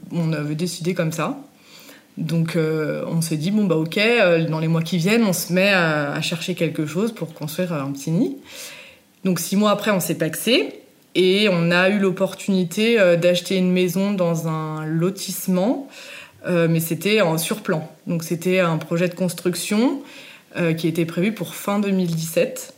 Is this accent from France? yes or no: yes; Savoie, Auvergne-Rhône-Alpes, France; also born or lived in Normandy; Je suis arrivée en Savoie quand j'avais 4 ans